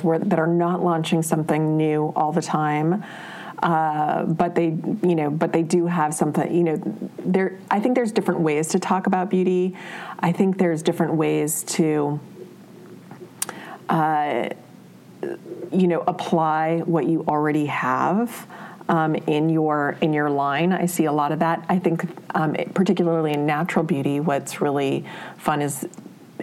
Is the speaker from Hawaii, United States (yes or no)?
yes; Honolulu, Hawaii, United States; moved away as an adult; I grew up in Honolulu, Hawaii